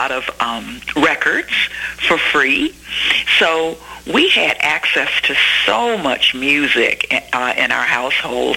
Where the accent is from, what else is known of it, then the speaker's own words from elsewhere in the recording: Memphis, Tennessee, United States; I was born in Memphis, Tennessee, to Rufus and Lorene Thomas